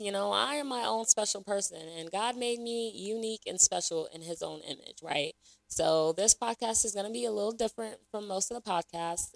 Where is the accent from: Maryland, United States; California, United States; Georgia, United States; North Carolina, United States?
North Carolina, United States; Raleigh; also born or lived in Lagos, Nigeria; I was born in Lagos, Nigeria, so shout out to Nigeria. you know the vibes. Um, I was raised in Raleigh, North Carolina